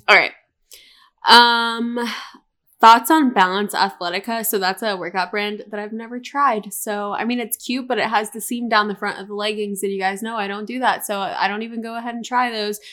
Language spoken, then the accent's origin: English; Charlotte, North Carolina, United States; also born or lived in Tampa, Florida; I was actually born in Tampa, Florida. And I moved to North Carolina when I was younger, and then I ended up moving into Colin's neighborhood up the street from him. I think we moved when I was six.